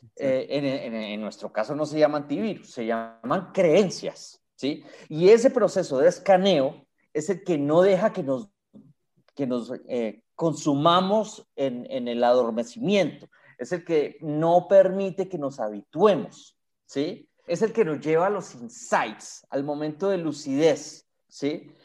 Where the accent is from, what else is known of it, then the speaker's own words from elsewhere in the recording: Colombia; Colombia, pues, mi país lo amo